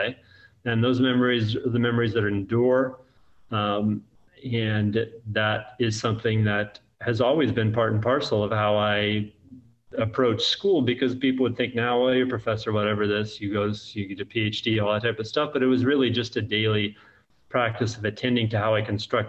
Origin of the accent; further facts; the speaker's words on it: Central Valley, California, United States; also born or lived in Alabama; now in Mobile, United States; I grew up in California, but it's cold in the Central Valley